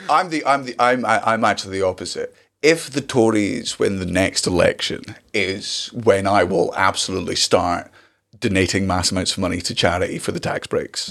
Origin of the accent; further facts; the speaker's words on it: Scotland, United Kingdom; as a Scottish person